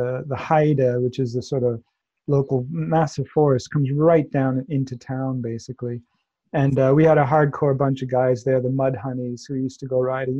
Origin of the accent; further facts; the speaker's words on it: Massachusetts, United States; accent: Boston; now in United Kingdom; If I look back, I grew up in Massachusetts. I grew up with a really strong local Boston accent. I don't have that anymore.